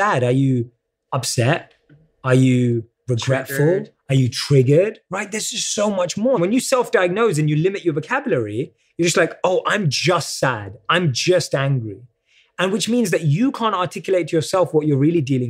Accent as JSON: {"language": "English", "country": "United Kingdom", "accent": "British", "said": "my British accent"}